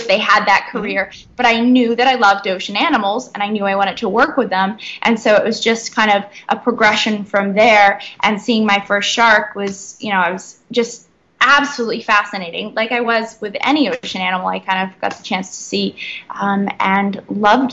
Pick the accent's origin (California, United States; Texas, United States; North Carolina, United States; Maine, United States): Maine, United States; Sebec; moved away as an adult; now in Bahamas; I'm originally from Sebec, Maine, which is a really small town, about 400 people, and I grew up there and then moved to a more southern part of Maine when I was about 11, but yeah, originally from Maine.